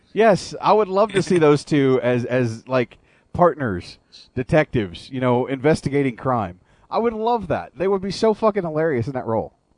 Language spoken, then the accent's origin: English; United States; I'm still proudly American.